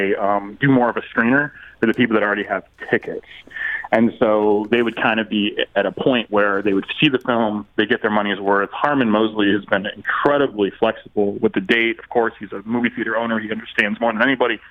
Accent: Miami, Florida, United States; moved away; also born or lived in St. Louis; growing up in Miami and then being in St. Louis

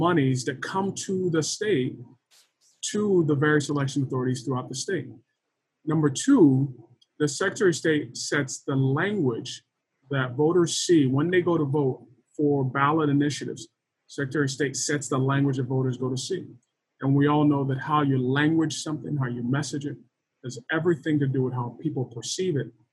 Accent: Florida, United States; also born or lived in Lagos, Nigeria / Texas; I was born in Lagos, Nigeria. And grew up mostly in Florida and Texas, Florida high school and below, Texas high school and above

